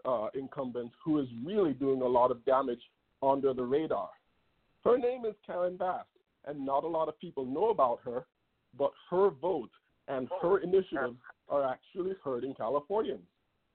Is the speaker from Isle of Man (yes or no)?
no; Jamaica; now in Los Angeles, United States; I came from Jamaica with my family in 2002, became a U.S. citizen in 2012